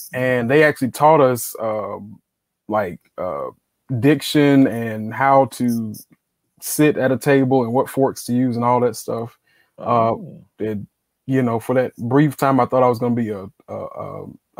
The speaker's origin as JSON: {"language": "English", "town": "Greenville", "region": "South Carolina", "country": "United States", "tie": "born or raised there", "said": "I'm from Greenville, South Carolina, mm-hmm. born and raised"}